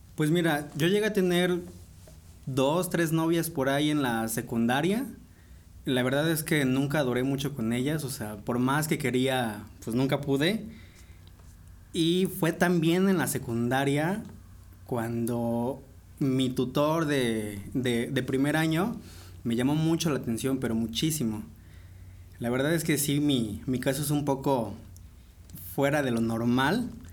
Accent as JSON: {"language": "Spanish", "region": "Puebla", "country": "Mexico", "tie": "born or raised there", "said": "Yo soy originario de aquí de la ciudad de Puebla. Aquí llevo todos los años viviendo"}